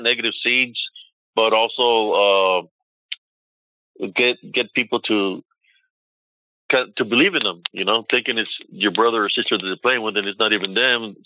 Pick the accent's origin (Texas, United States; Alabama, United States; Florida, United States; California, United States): Texas, United States; Rio Grande Valley; moved away as an adult; now in Killeen, United States; I moved all my brother and sisters away from my hometown and brought them to Killeen.